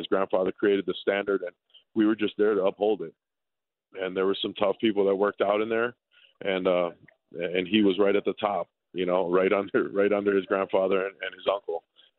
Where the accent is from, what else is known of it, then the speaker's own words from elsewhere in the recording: Hawaii, United States; You know, growing up, we grew up together in Hawaii and we trained together.